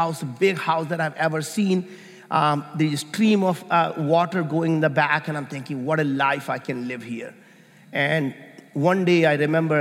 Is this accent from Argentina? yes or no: no; India; moved away; I grew up in India, and we were very, very poor